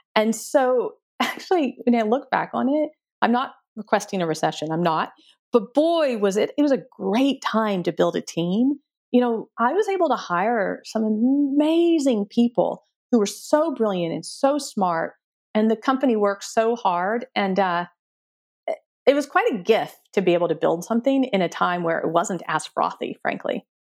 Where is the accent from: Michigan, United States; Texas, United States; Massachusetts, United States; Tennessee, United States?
Texas, United States; moved away as an adult; also born or lived in Stanford, California / Silicon Valley; I grew up in Texas in a small town.